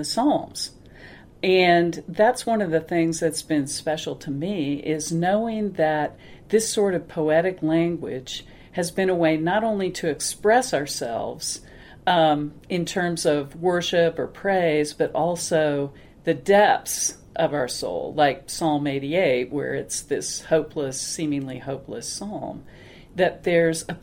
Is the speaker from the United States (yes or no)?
yes; Kansas, United States; now in Denver, United States; I grew up in a small town in Kansas